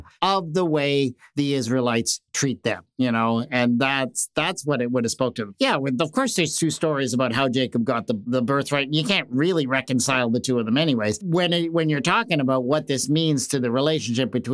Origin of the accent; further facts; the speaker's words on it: Canada; as a Canadian